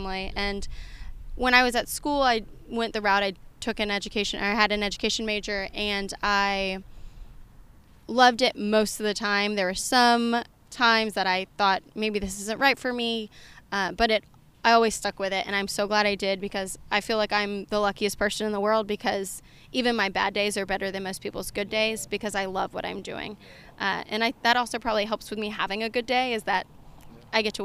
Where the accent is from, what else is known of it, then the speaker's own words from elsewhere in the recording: Jacksonville, United States; moved away as an adult; also born or lived in Oxford, Mississippi; now in Houston, United States; I grew up in Jacksonville, and then I went to school at Ole Miss